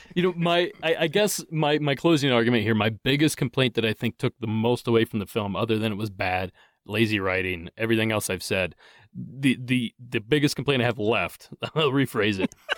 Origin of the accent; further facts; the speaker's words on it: Ohio, United States; now in Southern California, United States; I grew up in Ohio.